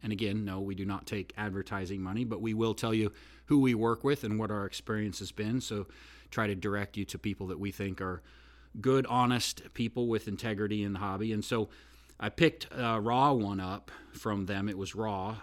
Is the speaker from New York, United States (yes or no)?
no; Oregon, United States; moved away as an adult; now in Nashville, United States; Actually, I'm not really from Oregon, but I grew up in Oregon, so I'm an Oregonian. But now I've lived in Nashville